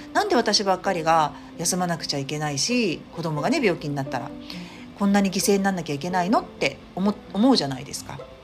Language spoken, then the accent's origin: Japanese; Tokyo, Japan; moved away as an adult; 私の実家、 東京の実家